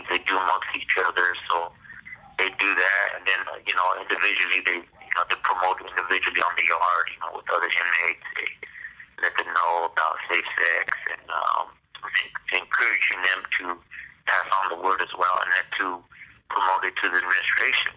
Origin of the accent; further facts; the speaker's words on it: Woodland, California, United States; I'm from Woodland, California